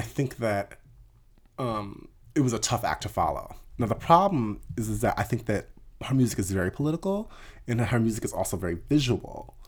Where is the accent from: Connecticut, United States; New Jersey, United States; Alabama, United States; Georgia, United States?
New Jersey, United States; also born or lived in Jenkintown, Pennsylvania; I grew up in the South Jersey area